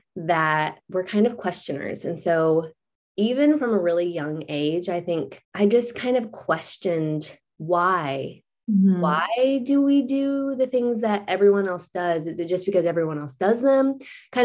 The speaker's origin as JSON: {"language": "English", "region": "Florida", "country": "United States", "tie": "born or raised there", "moved": "as an adult", "lives_now": "Chattanooga, United States", "said": "we both grew up in Florida"}